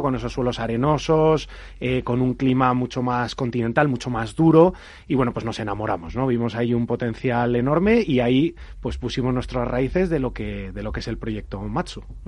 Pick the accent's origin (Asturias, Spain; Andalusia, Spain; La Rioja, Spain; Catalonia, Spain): La Rioja, Spain; en Rioja, que es mi tierra natal